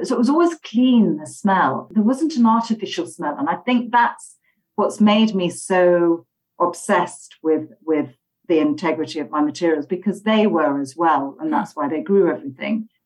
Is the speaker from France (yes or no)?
no; Halifax, Yorkshire and the Humber, United Kingdom; now in London, United Kingdom; I'm from the countryside in Yorkshire. Okay. Um, it's a small town called Halifax